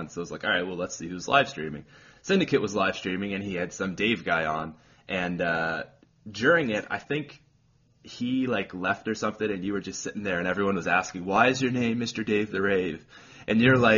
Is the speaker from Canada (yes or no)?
yes; Canada; accent: Canadian; my Canadian accent